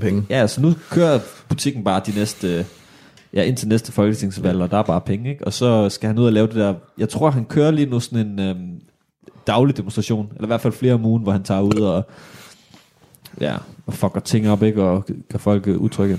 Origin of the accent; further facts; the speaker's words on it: Odense, Southern Denmark, Denmark; vi er fra Odense